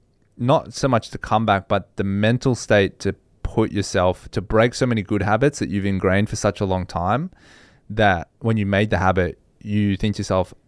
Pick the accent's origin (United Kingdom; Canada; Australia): Australia; And I think that's a big thing that you underappreciate as an Australian because you have such good weather year-round.